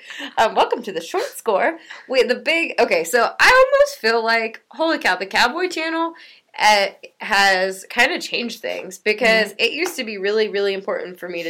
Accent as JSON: {"language": "English", "region": "East Coast", "country": "United States", "said": "I'm from the East Coast"}